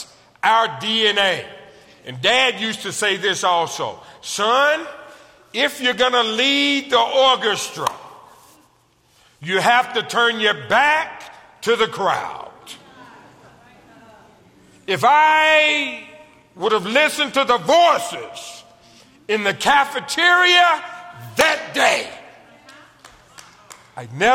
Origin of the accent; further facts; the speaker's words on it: United States; I'm from America.